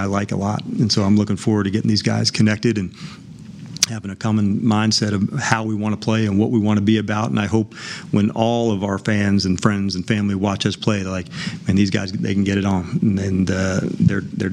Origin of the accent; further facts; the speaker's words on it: New Jersey, United States; I grew up in New Jersey about, you know, 20 miles west of Manhattan.